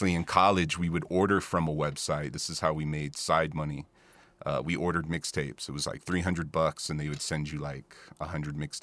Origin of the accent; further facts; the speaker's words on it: New Mexico, United States; moved away as an adult; also born or lived in Mannheim, Germany; I'm from here. I'm from New Mexico